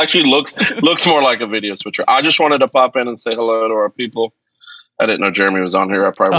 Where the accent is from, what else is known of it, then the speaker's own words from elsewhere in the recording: Wales, United Kingdom; moved away; I grew up in Wales